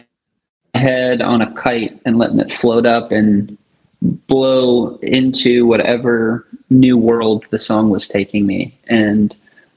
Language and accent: English; Michigan, United States; also born or lived in Denver, Colorado / Battle Creek, Michigan / Marshall, Michigan / McBain, Michigan; Born in Denver, Colorado, and then primarily Michigan